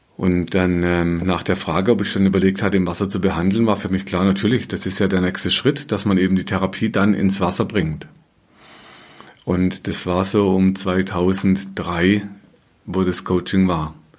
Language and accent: German; Black Forest, Baden-Württemberg, Germany; moved away as an adult; in Deutschland, in meiner alten Heimat im Schwarzwald